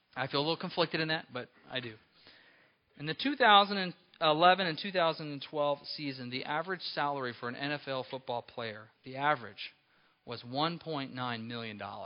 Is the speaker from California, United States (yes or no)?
yes; Apple Valley, California, United States; when I was a small boy growing up in Apple Valley, California